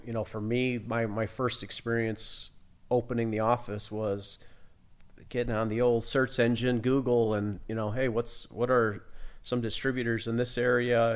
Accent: Sterling, Illinois, United States; moved away as an adult; also born or lived in Italy; I was born and raised in Sterling, um, went to college in Illinois, so not far away

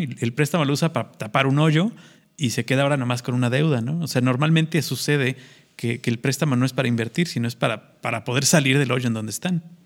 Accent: Mexico

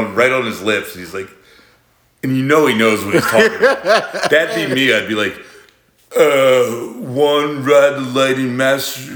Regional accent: United States; I'm American

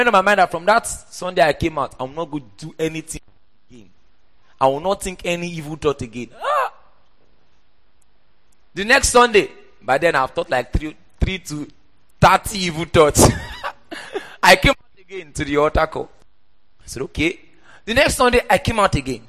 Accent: Port Harcourt, Rivers State, Nigeria; also born or lived in Oyo State; that was how we moved from Oyo State to Port Harcourt. So I grew up in church.

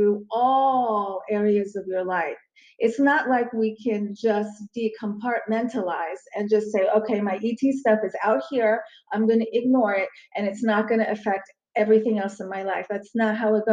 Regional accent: Crofton, Maryland, United States; also born or lived in Istanbul, Turkey / Baltimore, Maryland; this happened in Crofton, Maryland, which is a suburb of DC, very close to Annapolis, Maryland. Okay. It's where I did a lot of my growing up

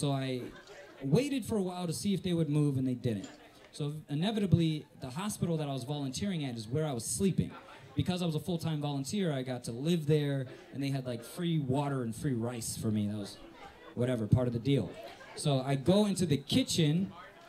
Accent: Northwest Indiana, United States; also born or lived in South Korea; I'm from Northwest Indiana

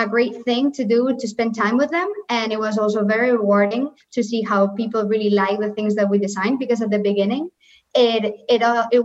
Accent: Valencia, Valencian Community, Spain; moved away as an adult; now in Madrid, Spain; I come from Valencia

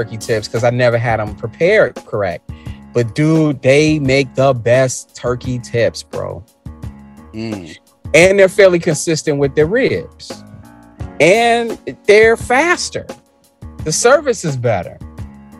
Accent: Chicago, Illinois, United States; If you a hundreds cat like me

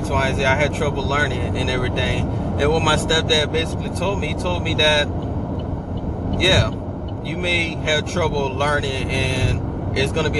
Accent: New Orleans, Louisiana, United States; I'm actually originated from New Orleans

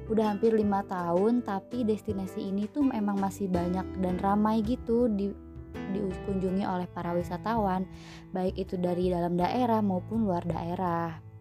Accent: West Java, Indonesia; Kenapa? Karena aku tuh orang Sunda pisan, orang Sunda banget gitu.

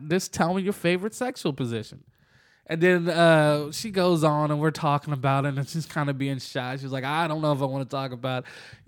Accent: Jacksonville, Florida, United States; we're from Jacksonville

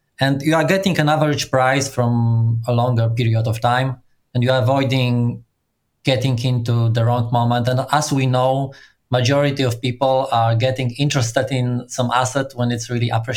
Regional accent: Poland; I'm from Poland and I grew professionally in startup community.

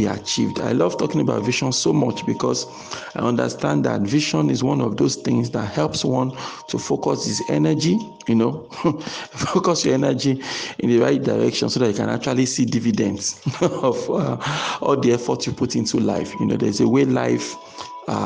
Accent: Nigeria; I'm a Nigerian, I live in Nigeria

